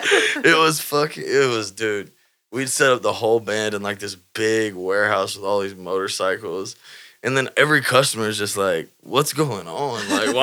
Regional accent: Houston, Texas, United States; moved away as an adult; also born or lived in Florida; I was like, Houston.

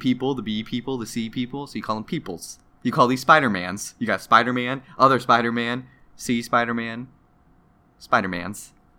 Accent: the South, United States; I'm from the South.

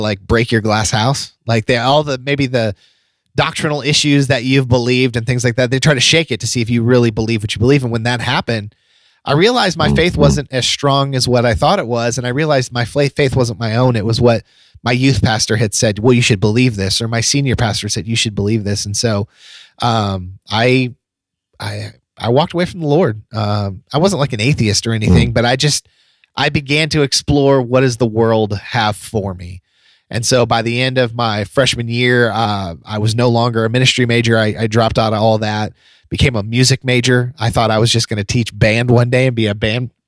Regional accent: Florida, United States; also born or lived in Ohio; we moved to Florida from Ohio when I was in going into fifth grade

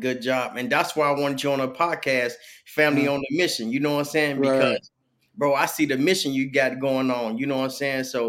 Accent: Peoria, Illinois, United States; also born or lived in Chicago, Illinois; we from Chicago. Mm. You know what I'm saying? And we was raised in Peoria.

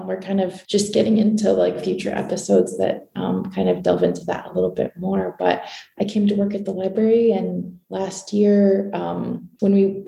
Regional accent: Newry, Maine, United States; also born or lived in Paris, France; now in Portland, United States; I was born and raised in Maine. I grew up in a little town in Western Maine called Newry

